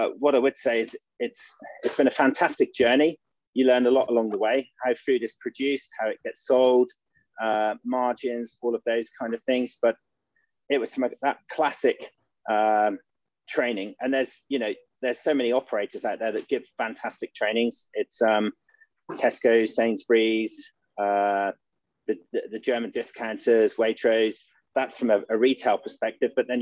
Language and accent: English; Norfolk, East of England, United Kingdom; I'm originally from Norfolk, from kind of like that farming area